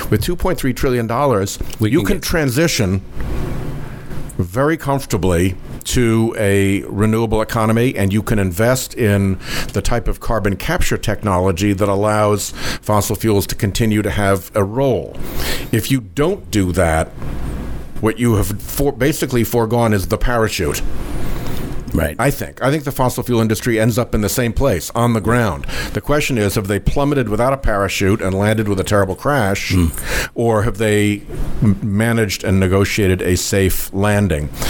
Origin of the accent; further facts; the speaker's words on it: United States; I'm a romantic about America. I am an American exceptionalist. I think that there is something special about this country